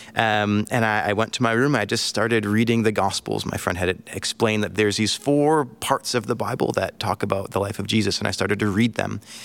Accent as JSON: {"language": "English", "country": "United States", "also_born_or_lived": "Angola", "moved": "as an adult", "said": "being an American."}